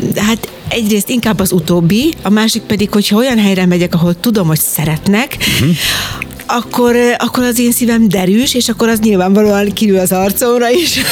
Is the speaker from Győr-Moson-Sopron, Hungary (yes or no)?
no; Jászberény, Jász-Nagykun-Szolnok, Hungary; Én Jászberényben születtem